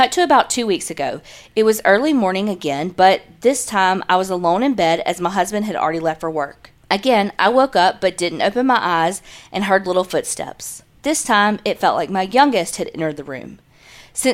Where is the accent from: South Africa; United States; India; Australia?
United States; Arizona; now in California, United States; I'm originally from Arizona, but now I live in California.